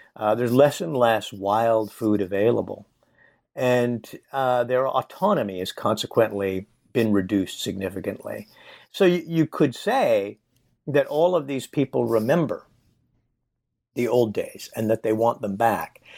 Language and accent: English; Nevada, United States; I grew up in Nevada